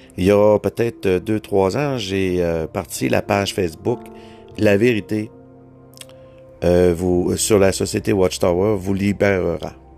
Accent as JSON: {"language": "French", "region": "Quebec", "country": "Canada", "accent": "Québécois", "said": "mon accent"}